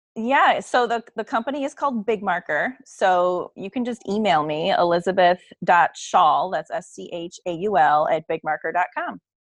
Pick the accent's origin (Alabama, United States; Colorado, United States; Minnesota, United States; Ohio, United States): Ohio, United States; Cleveland; I'm from Cleveland